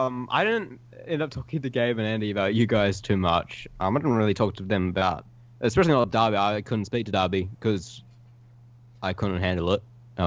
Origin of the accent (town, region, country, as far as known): New Zealand; now in United States